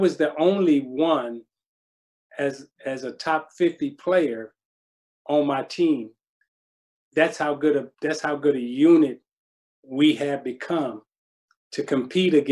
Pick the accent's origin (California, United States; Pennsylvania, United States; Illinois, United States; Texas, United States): Illinois, United States; Chicago; I'm from Chicago and I'm from the West Side